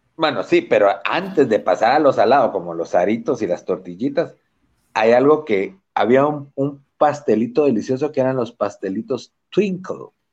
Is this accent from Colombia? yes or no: no; Guatemala